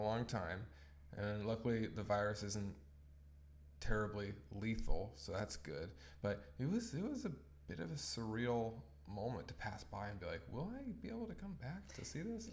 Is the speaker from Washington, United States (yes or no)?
yes; Tacoma, Washington, United States; moved away as an adult; also born or lived in Orange County, California; now in British Columbia, Canada; my hometown.